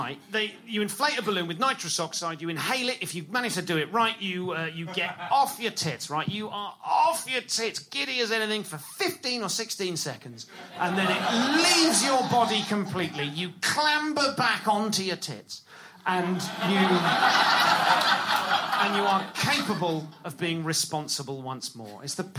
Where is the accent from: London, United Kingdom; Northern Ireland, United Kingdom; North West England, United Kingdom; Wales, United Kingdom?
London, United Kingdom; I'm from London.